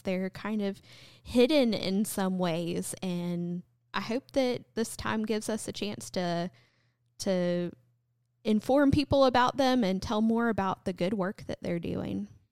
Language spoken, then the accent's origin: English; North Carolina, United States; moved away as an adult; also born or lived in South Texas; now in LaGrange, United States; I grew up in North Carolina, but for the past about, about a decade, I served a church in South Texas